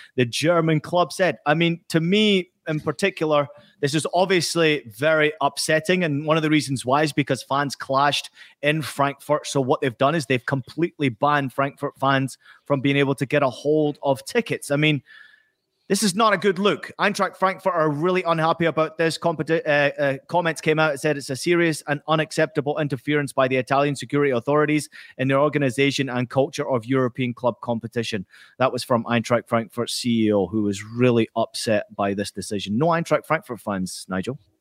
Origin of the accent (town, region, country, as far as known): Scotland, United Kingdom; born or raised there; moved away